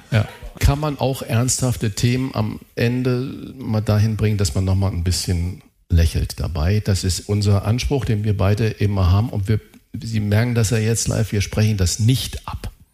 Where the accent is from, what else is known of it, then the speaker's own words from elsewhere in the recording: Saarland, Germany; Ich bin Saarländer